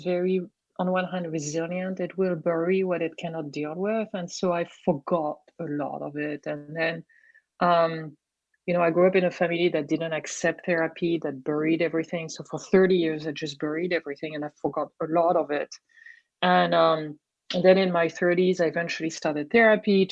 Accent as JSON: {"language": "English", "region": "Brittany", "country": "France", "tie": "born or raised there", "accent": "French", "second_language": "English", "moved": "yes", "said": "I grew up in Brittany, France"}